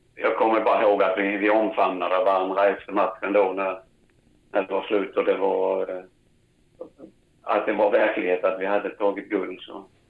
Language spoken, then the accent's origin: Swedish; Växjö, Kronoberg County, Sweden; jag växte upp uppe på Öster, på Parkvägen nere vid, vid Kvarnhagsdammen